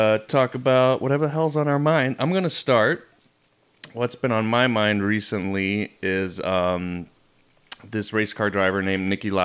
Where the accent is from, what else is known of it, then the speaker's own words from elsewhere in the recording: Germany; moved away; So Tabby and I grew up in Germany